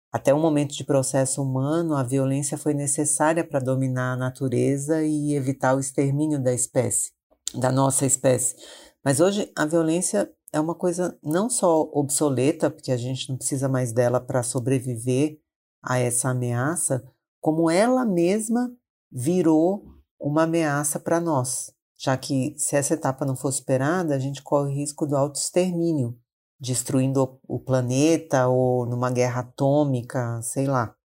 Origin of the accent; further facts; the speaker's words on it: Maranhão, Brazil; now in São Paulo, Brazil; sou do Maranhão, mas moro em São Paulo há muitos anos